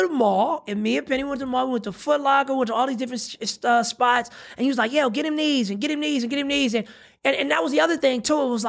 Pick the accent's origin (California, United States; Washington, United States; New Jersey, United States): California, United States; Pasadena; I grew up in Adina, baby. Oh, I'm Dina all day.